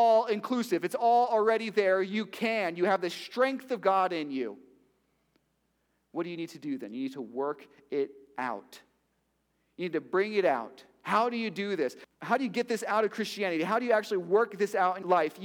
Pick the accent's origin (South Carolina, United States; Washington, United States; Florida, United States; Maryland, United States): Florida, United States; Miami; I'm from Miami.